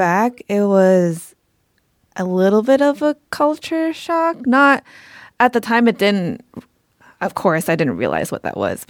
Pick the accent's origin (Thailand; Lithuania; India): Thailand; Bangkok; also born or lived in Atlanta, United States; I am from Thailand, Bangkok, Thailand. Was actually born in Atlanta, Georgia. Moved back to Thailand, which is where my family's from, and grew up there.